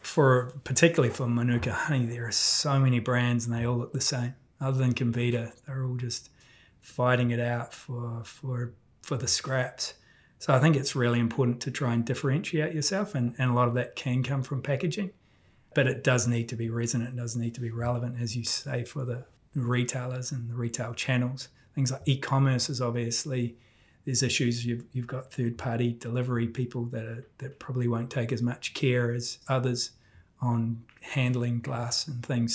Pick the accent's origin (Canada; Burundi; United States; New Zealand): New Zealand; being a Kiwi